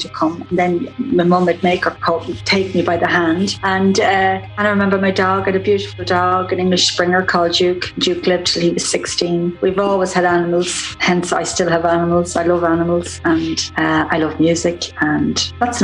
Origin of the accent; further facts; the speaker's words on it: Drogheda, County Louth, Ireland; I'm from Drogheda in County Louth, Ireland